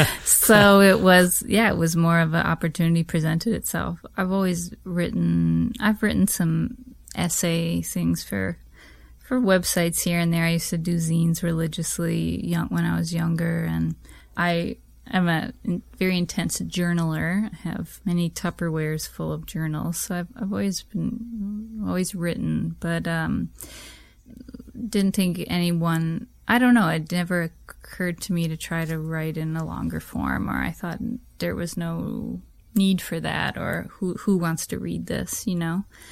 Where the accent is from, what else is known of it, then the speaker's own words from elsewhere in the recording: United States; I know I definitely was growing up in America, totally brainwashed by all that shit.